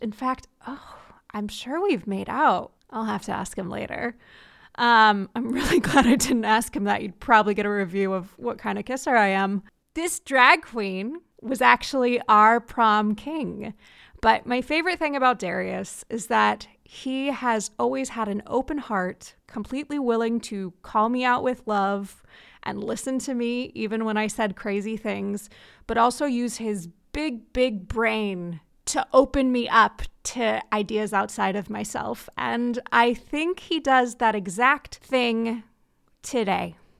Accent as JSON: {"language": "English", "area": "Orange County", "region": "California", "country": "United States", "tie": "born or raised there", "said": "growing up in Orange County"}